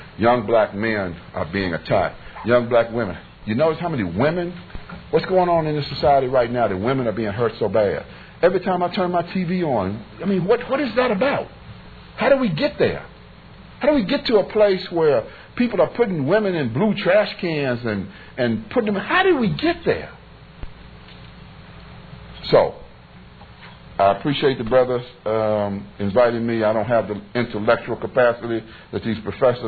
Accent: Bedford, Virginia, United States; I grew up in Virginia when I would go to a bathroom that said colored

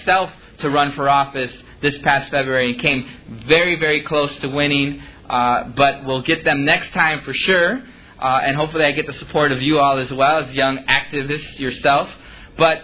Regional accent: Chicago, Illinois, United States; I grew up in Little Village. I still live there to this day

